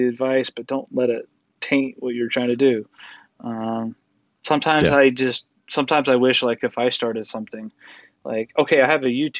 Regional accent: Utah, United States; from Utah, but yeah.

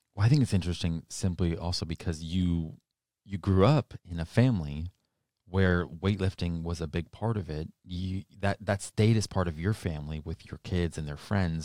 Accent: New Hampshire, United States; now in Arizona, United States; I grew up in New Hampshire and I moved here to Arizona

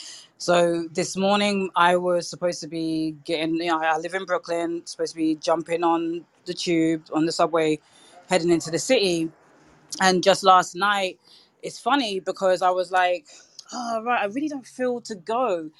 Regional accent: United Kingdom; now in New York, United States; And so as a Brit in New York, like the first thing I was thinking was I have absolutely no clue when it comes to guns. It's not a culture that we have in the UK.

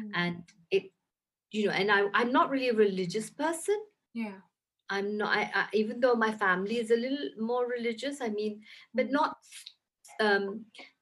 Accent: London, United Kingdom; moved away as an adult; also born or lived in Lahore, Pakistan / India; now in Pakistan; I grew up in London, and I was born in Lahore in Pakistan.

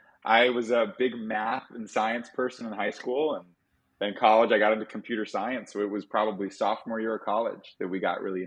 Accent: Midwest, United States; now in Miami, United States; For me as a Midwesterner, it's a little bit all over.

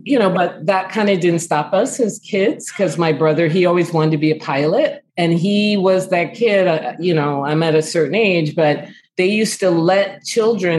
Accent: New York City, New York, United States; moved away; also born or lived in Chicago; I grew up in the Bronx and born and raised.

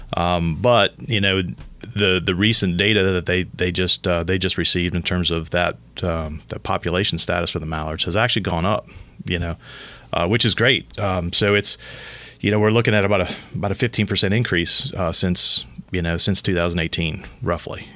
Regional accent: Southeast Michigan, United States; growing up in Michigan, Southeast Michigan

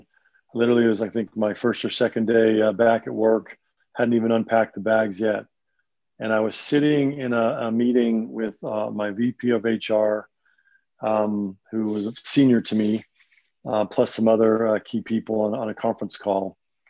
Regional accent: Northeast, United States; And you know, growing up in the Northeast, I really didn't have a lot of familiarity with tornadoes.

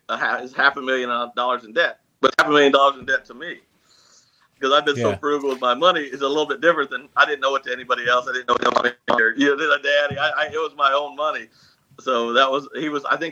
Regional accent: Missouri, United States; I'm some hillbilly from Missouri, China

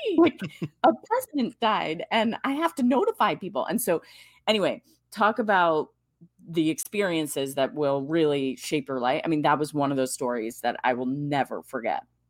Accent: Washington, D.C. area, District of Columbia, United States; took that in D, in the D C Bureau and moved back to my hometown area

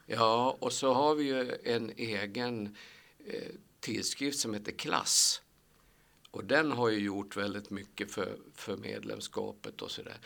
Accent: Sandviken, Gävleborg County, Sweden; moved away as an adult; also born or lived in Kilafors, Hälsingland / Åsen / Söderfors; Jag är en arbetargrabb från Sandviken. Eller jag är född egentligen i Hälsingland, i Kilafors i Hälsingland

